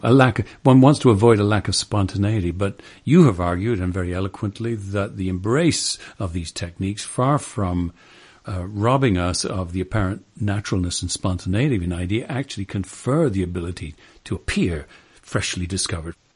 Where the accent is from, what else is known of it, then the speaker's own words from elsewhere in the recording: England, United Kingdom; growing up in England